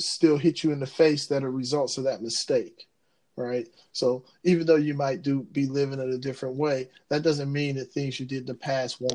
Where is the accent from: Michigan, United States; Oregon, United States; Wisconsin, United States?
Michigan, United States; Ecorse; I'm from Ecorse, which is right outside of Detroit